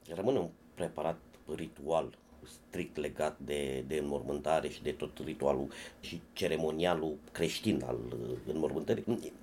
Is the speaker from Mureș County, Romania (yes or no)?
no; Focșani, Vrancea County, Romania; la mine la copilărie, la Focșani